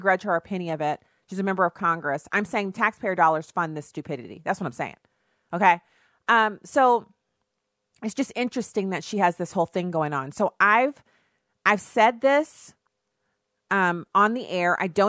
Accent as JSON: {"language": "English", "country": "Germany", "tie": "born or raised there", "lives_now": "United States", "said": "Now, I grew up in Germany because my dad was on active duty in the Army. And so I ended up where people would come every 3 years, they would rotate in, and we would just move to a different base. We stayed in Germany"}